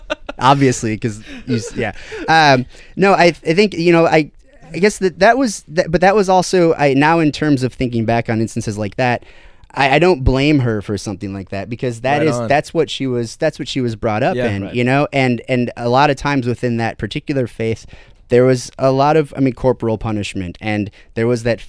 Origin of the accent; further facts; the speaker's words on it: Toledo, Ohio, United States; I have a, you know, Midwestern upbringing, was born and raised in Ohio. Over in the Toledo area, and I was raised in a very, I use the word staunch loosely, but a very serious Catholic upbringing.